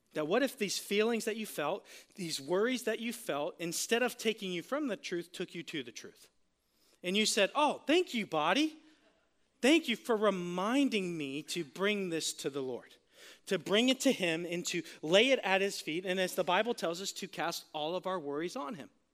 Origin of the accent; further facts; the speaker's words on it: Florida, United States; I'm from Florida